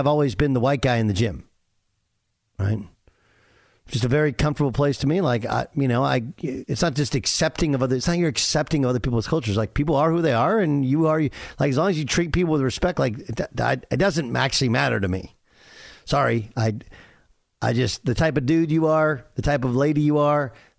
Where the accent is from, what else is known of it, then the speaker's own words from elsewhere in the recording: California, United States; I grew up in Southern California, a homogenous community.